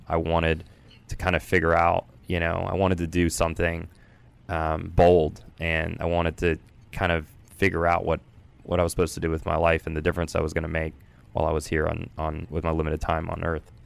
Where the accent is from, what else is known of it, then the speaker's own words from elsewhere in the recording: Culpeper, Virginia, United States; I grew up in Culpeper, Virginia